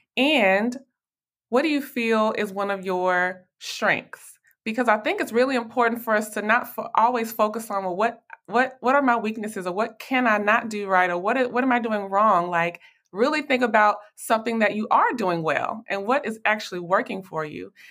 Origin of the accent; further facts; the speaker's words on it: Nashville, Tennessee, United States; now in Dallas, United States; I am originally from Nashville, Tennessee, but I currently live here in Dallas, Texas.